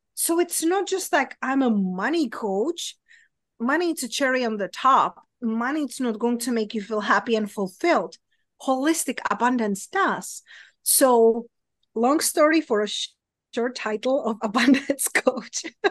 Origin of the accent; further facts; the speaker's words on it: Czechia; accent: Czech; English is a second language; moved away; my accent, it's weird, but it's from Europe, it's from Czech Republic